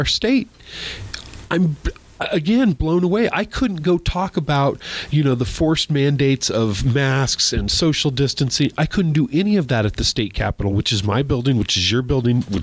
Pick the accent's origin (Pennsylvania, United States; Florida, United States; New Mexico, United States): New Mexico, United States; Albuquerque; I was born free in Albuquerque, New Mexico